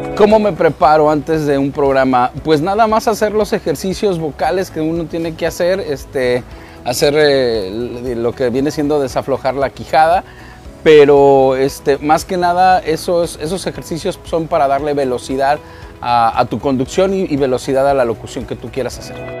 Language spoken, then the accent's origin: Spanish; Guadalajara, Jalisco, Mexico; nací con esos, con esos orígenes, nací escuchando la banda en Guadalajara, Jalisco